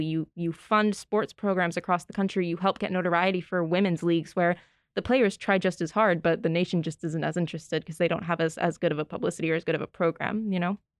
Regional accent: Northeast, United States; we're from the Northeast

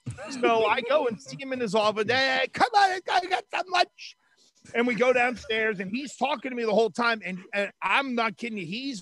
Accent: Western Pennsylvania, United States; moved away; I grew up in Western Pennsylvania, then moved to Westerly, Rhode Island.

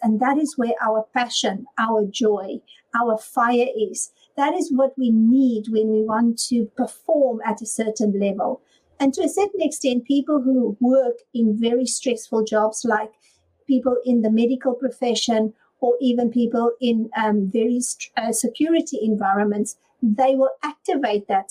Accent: South Africa; now in United Kingdom; I'm originally from South Africa

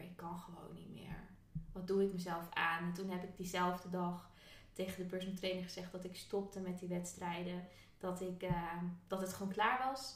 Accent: Friesland, Netherlands; moved away; also born or lived in Amsterdam; ik kom uit Friesland, korfbal is daar echt een ding

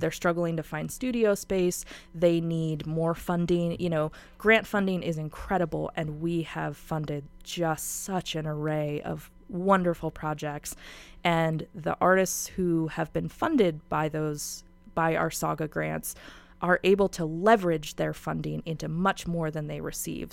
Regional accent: Spokane, Washington, United States; I'm from Spokane and I love Spokane so much

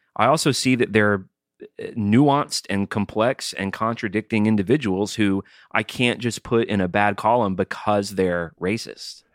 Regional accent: Alabama, United States; I'm from Alabama

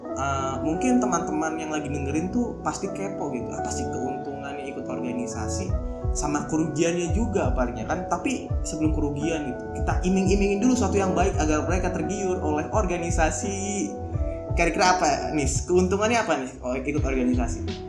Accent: Karawang, West Java, Indonesia; gue orang Karawang

